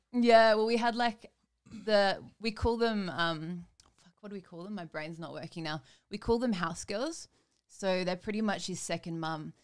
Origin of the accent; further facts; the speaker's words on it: Vanuatu; moved away; I grew up in Vanuatu